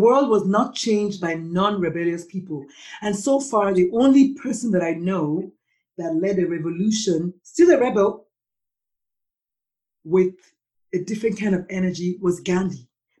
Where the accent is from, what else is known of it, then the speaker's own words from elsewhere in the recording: Nigeria; now in United States; as a Nigerian-born immigrant